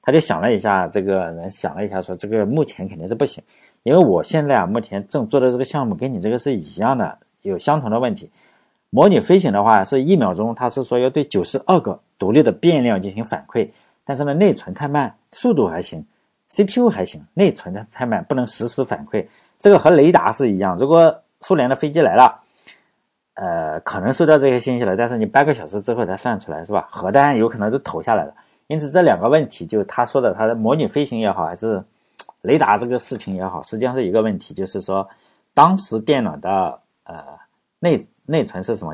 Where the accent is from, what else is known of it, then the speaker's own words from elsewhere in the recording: China; 我们中国人